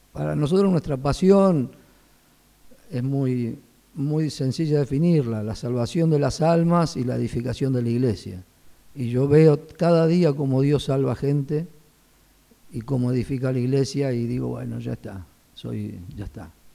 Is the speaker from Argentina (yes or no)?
yes; Buenos Aires, Argentina; nací en, Capital, en Buenos Aires, iba a una iglesia de ahí de Capital, en el, barrio de Mataderos, y desde chico este, iba a la escuela bíblica